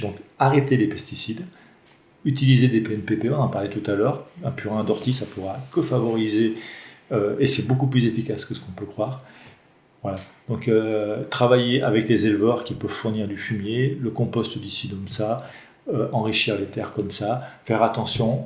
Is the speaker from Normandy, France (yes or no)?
no; Mornant, Auvergne-Rhône-Alpes, France; Uniferme à Mornan. C'est mon village natal